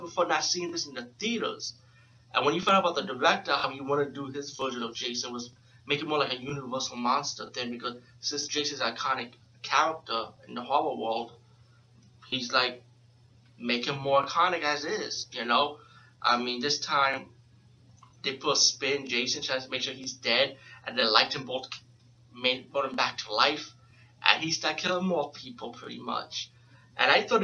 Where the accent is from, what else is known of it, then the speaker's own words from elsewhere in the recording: New York City, New York, United States; being from New York City, I'm from the Bronx, but being from New York